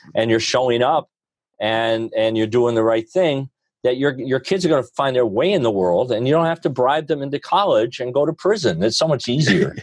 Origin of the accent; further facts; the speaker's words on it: Rutland County, Vermont, United States; also born or lived in Hanover, New Hampshire; I grew up in Rutland County, which is a real blue collar